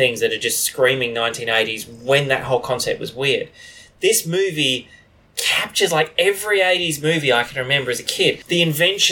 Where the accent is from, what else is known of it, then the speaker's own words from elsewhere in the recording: Australia; we are all white and we are Australian white people.